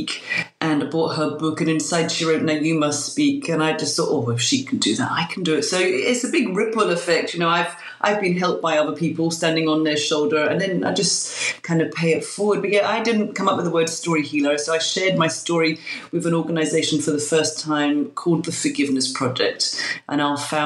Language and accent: English; London, United Kingdom; now in Glasgow, United Kingdom; I'm a Londoner living in Glasgow